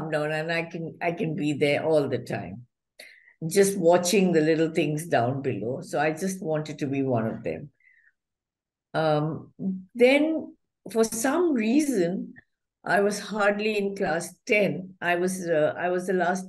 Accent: Chittaranjan, West Bengal, India; I was born in Chittaranjan, which is a border town between Bihar and Bengal

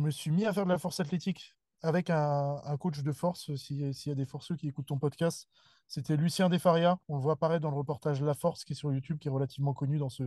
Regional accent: Seine-et-Marne, between Melun and Fontainebleau, Île-de-France, France; moved away as an adult; also born or lived in Lille; now in Bordeaux, France; grandi en région parisienne

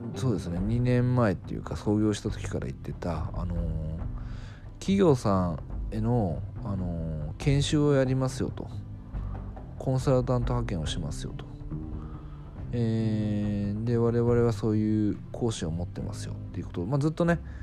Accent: Fukuoka, Japan; moved away; 福岡地元の福岡に帰ったんですけど

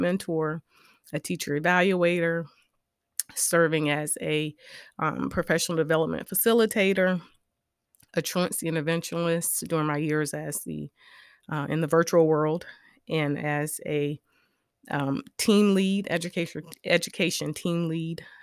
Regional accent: Orangeburg, South Carolina, United States; I was raised in Orangeburg, South Carolina

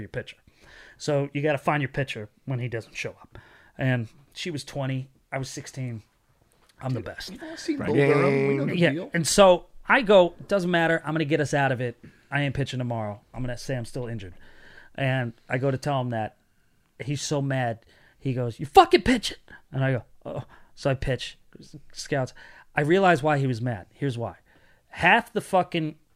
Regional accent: Connecticut, United States; we grew up in Connecticut and New England

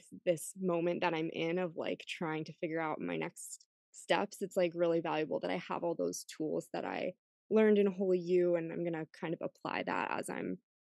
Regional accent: Rochester, New York, United States; moved away as an adult; also born or lived in Boston; moving back to my hometown, which is Rochester, New York.

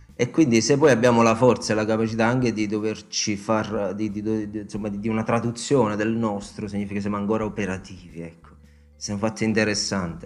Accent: Italy; io sono cresciuto e pasciuto a Casella in Vitteri, e come a tutti i caseddesi

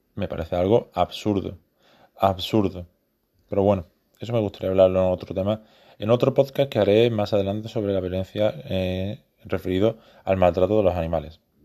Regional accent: Spain; soy español

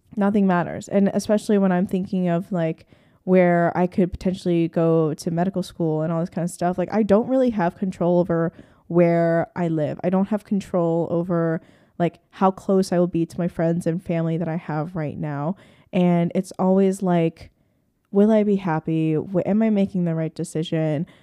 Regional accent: Hershey, Pennsylvania, United States; I grew up in Hershey, Pennsylvania, like, a very rural slash suburban neighborhood.

